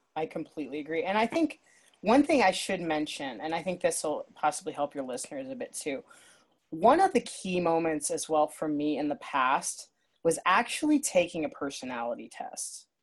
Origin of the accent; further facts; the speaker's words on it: Akron, Ohio, United States; also born or lived in Nashville; now in Ohio, United States; I'm from Ohio, Northeast Ohio, near Akron, and that's where my family is